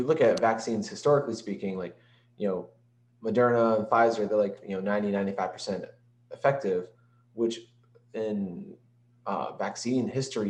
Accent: New York, United States; But I'm from New York.

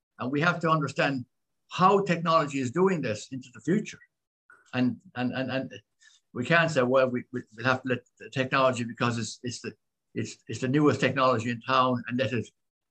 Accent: Ireland; also born or lived in Philippines; as an Irish person

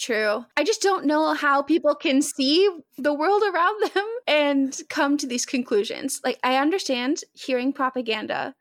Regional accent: Arkansas, United States; moved away as an adult; now in Michigan, United States; I'm originally from Arkansas

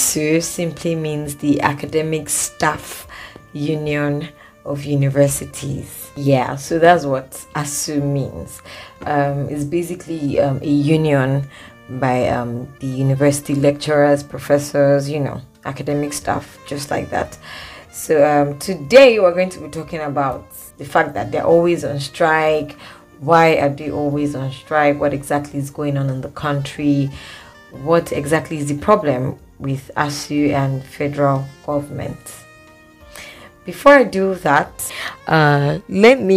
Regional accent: Edo, Nigeria; I'm still an Edo girl.

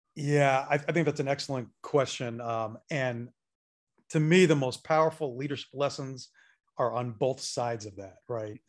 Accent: Northeast, United States; now in Atlanta, United States; I am a Northeast transplant

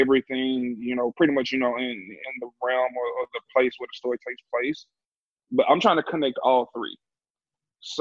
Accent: Louisiana, United States; I'm from Louisiana too

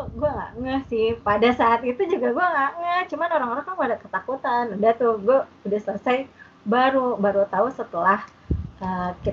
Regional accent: West Java, Indonesia; dan gue tuh nyanyi karena gue orang Sunda gue nyanyi yang bahasa Sunda

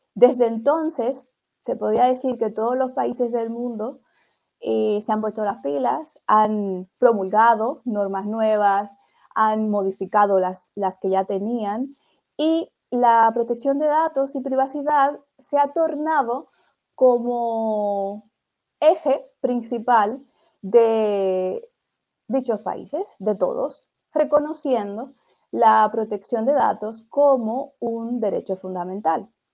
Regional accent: Dominican Republic; yo también soy dominicana

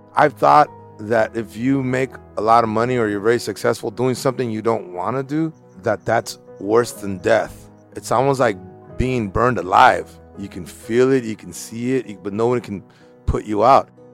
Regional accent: Los Angeles, California, United States; I grew up in East L A in Bald Heights

